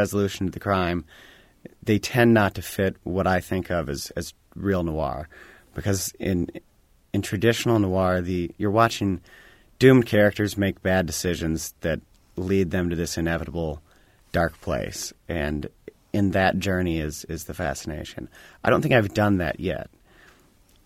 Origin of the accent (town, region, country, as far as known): Bloomington, Indiana, United States; born or raised there